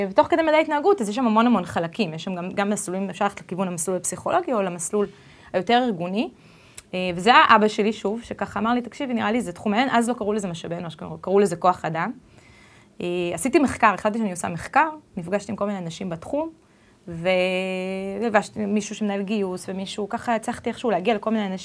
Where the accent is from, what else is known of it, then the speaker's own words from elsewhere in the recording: United States; born there; also born or lived in Israel; נולדתי בארצות הברית, וחייתי רק ככה לתת המחשה, מתוך 12 שנות לימוד ראשונות, הייתי בשמונה בתי ספר שונים